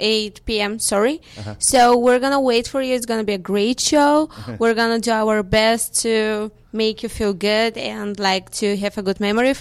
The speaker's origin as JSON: {"language": "English", "country": "Bulgaria", "second_language": "English", "moved": "as an adult", "lives_now": "Las Vegas, United States", "said": "Yeah, I'm from Bulgaria."}